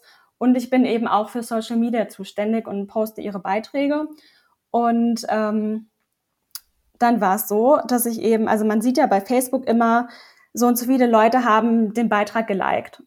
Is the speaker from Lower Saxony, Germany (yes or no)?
yes; Lower Saxony, Germany; now in Bavaria, Germany; komme eigentlich aus Niedersachsen und wohne jetzt zurzeit